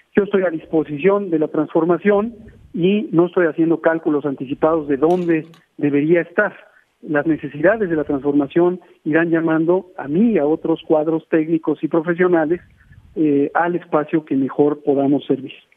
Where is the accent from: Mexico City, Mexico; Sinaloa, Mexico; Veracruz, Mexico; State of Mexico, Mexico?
Mexico City, Mexico; yo personalmente nací en la Ciudad de México hace 54 años, conozco la ciudad, he recorrido todas las alcaldías